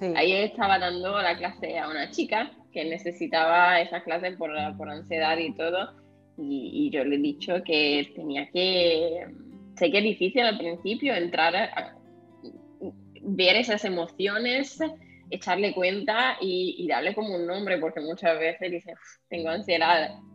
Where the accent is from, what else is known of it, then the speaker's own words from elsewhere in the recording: northern Italy, Italy; Spanish is a second language; moved away as an adult; also born or lived in southern Spain; now in Spain; yo he crecido en un pueblo de 700 personas